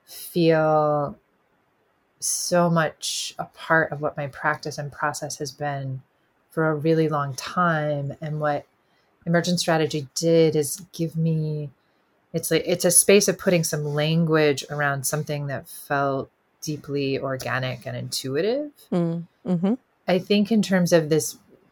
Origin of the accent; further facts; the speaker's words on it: the South, United States; being a Southerner and kind of my working class family roots